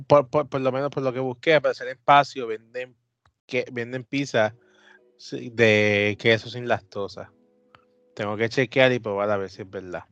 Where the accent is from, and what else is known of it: Puerto Rico